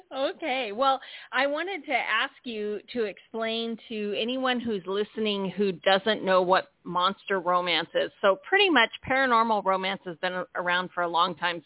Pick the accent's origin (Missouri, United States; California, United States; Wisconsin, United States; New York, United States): California, United States; San Diego; now in Florida, United States; I'm from San Diego, but now currently trapped in Florida